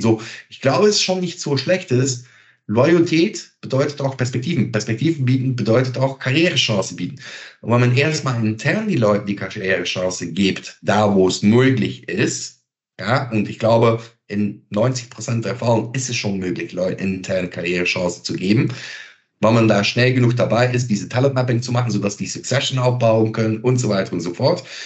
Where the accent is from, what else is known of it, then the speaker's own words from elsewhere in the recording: Belgium; German is a second language; moved away; Ich bin Belgier